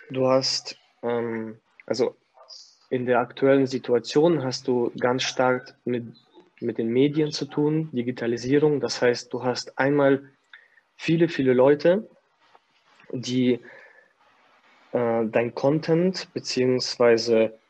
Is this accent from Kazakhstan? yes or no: yes; Kazakhstan; now in Germany; Ich komme aus Kasachstan. Alter, wir haben da in äh, wir sind auf Toilette gegangen und mussten uns in die Hocke setzen